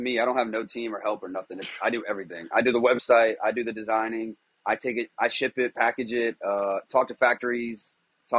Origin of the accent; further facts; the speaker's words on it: Callahan, Florida, United States; also born or lived in Jacksonville, Florida; So I was born in Jax, and then I grew up in a small town called Callahan